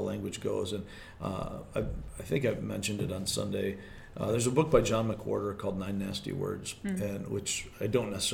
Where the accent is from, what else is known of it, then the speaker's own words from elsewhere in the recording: Michigan, United States; accent: regional dialect; I'm from Michigan.